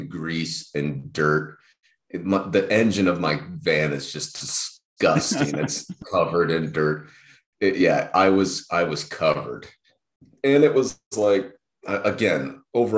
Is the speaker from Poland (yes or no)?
no; United States; I'm an American